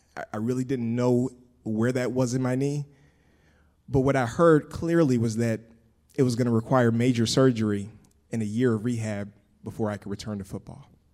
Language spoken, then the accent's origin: English; Pensacola, Florida, United States; moved away as an adult; I grew up in Pensacola, Florida